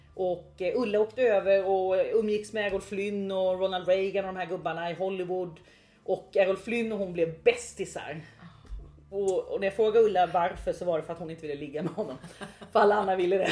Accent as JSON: {"language": "Swedish", "town": "Växjö", "region": "Kronoberg County", "country": "Sweden", "moved": "yes", "said": "Jag är ju från Ingelsta utanför Växjö från början"}